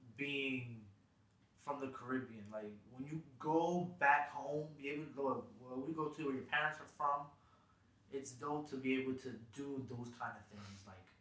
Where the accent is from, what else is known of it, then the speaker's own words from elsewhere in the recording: Jersey City, New Jersey, United States; That's right. Yeah. We're from Jersey City, New Jersey.